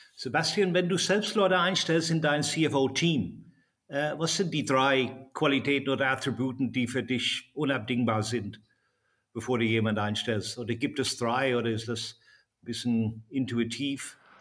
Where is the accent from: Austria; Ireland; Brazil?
Ireland; ich bin ja selbst in Irland geboren